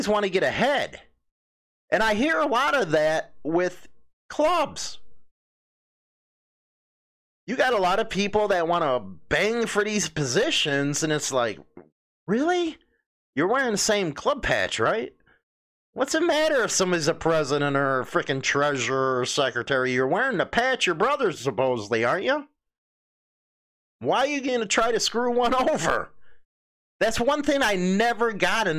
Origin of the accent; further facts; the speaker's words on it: Chicago, Illinois, United States; the neighborhood that I grew up in Chicago